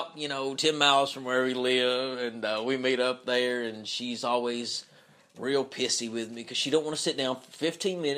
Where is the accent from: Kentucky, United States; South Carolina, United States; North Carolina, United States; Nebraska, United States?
Kentucky, United States; Knott County; moved away as an adult; now in Lexington, United States; I'm from Knott County. That's where I'm from. That's where I grew up.